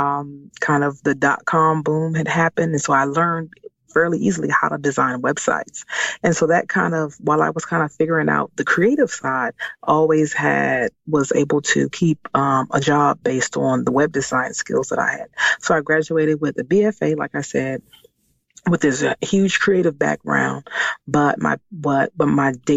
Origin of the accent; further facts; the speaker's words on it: Washington, District of Columbia, United States; moved away as an adult; now in Maryland, United States; I was born and raised in Washington, D.C., and I currently live in Maryland.